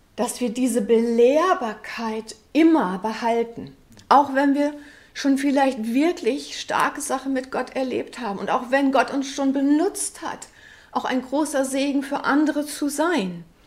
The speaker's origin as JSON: {"language": "German", "region": "West Germany", "country": "Germany", "said": "für uns ähm, als Westdeutsche"}